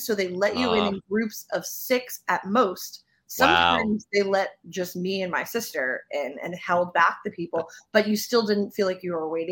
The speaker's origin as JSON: {"language": "English", "region": "Northeast", "country": "United States", "said": "we're from the Northeast"}